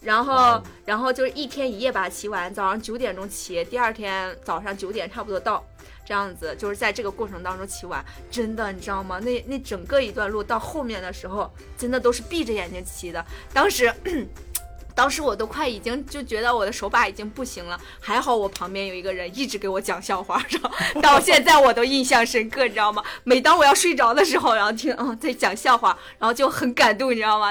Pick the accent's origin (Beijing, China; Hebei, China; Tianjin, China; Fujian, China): Hebei, China; Tangshan; 我家乡是唐山的